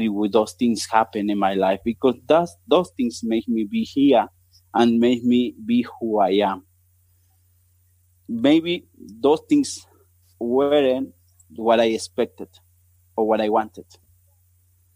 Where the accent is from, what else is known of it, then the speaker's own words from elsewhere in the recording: Córdoba, Argentina; English is a second language; moved away as an adult; now in Botswana; I'm an Argentinian. I born in Cordoba. It's in the middle of the country